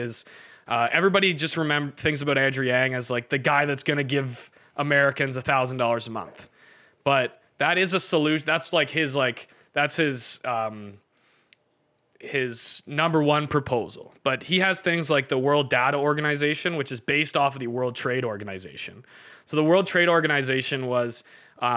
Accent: Canada; we're from Canada

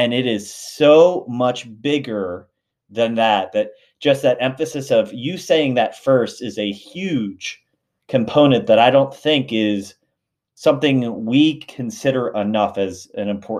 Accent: outside of Philadelphia, Pennsylvania, United States; also born or lived in Lancaster County, Pennsylvania; I grew up right outside of Philadelphia

